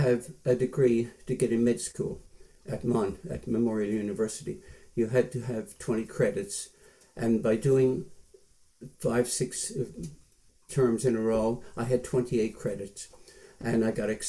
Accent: St. John's, Newfoundland and Labrador, Canada; moved away as an adult; also born or lived in New Brunswick / Ottawa; I went to school at St. Patrick's Hall School in St. John's, half an hour from Mount Pearl, from 1944 till 1955, when I was 17 in grade 11

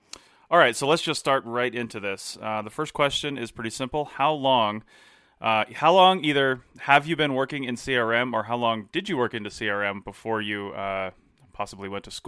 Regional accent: Southeast, United States; I came from the Southeast out this direction. I don't know that I'll ever go back.

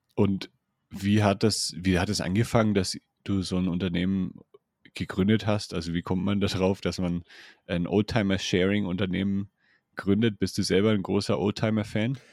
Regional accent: Franconia, Bavaria, Germany; accent: Franconian; ich komme ja auch aus Bayern, also eigentlich aus Franken

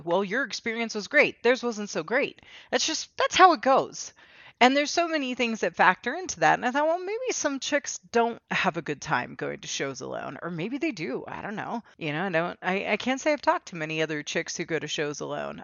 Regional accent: United States; I'm American and my mother's American

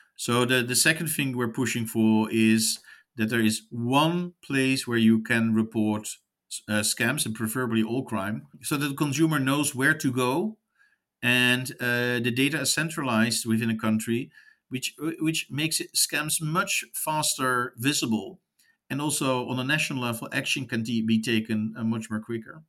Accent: United States; as an American

